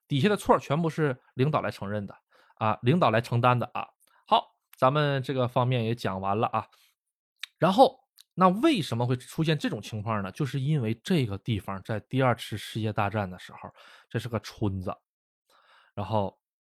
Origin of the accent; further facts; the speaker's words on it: China; now in Japan; 我是中国人